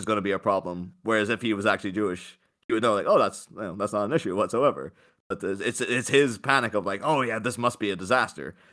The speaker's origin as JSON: {"language": "English", "region": "Northern Ireland", "country": "United Kingdom", "tie": "born or raised there", "said": "growing up in, in Ireland, you know, all we had was Catholics, Protestants"}